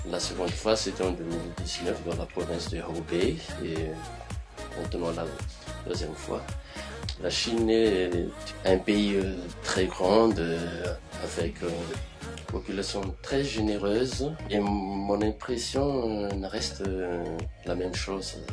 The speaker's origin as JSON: {"language": "French", "country": "Madagascar"}